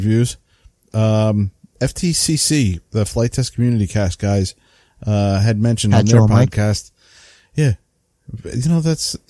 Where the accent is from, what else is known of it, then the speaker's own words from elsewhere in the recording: New England, United States; accent: New England; I didn't mess that up. That's my New England accent. I did it with a New England accent.